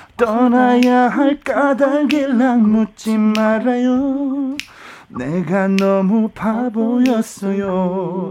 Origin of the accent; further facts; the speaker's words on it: Seoul, South Korea; 제가 신당동에서 태어났어요.